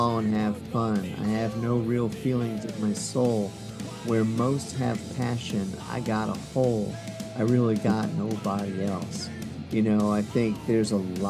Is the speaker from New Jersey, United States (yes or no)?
yes; New Jersey, United States; accent: Jersey; my Jersey accent